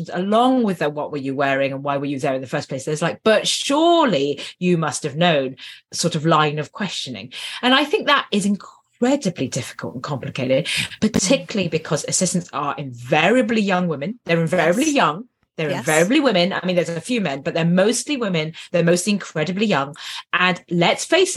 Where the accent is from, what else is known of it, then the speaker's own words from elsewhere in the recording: United Kingdom; I'm British